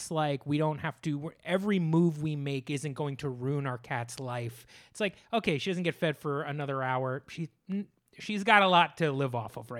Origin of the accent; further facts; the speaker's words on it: New Jersey, United States; I'm from New Jersey.